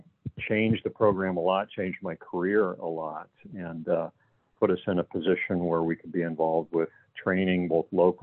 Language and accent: English; Ohio, United States; I'm originally from Ohio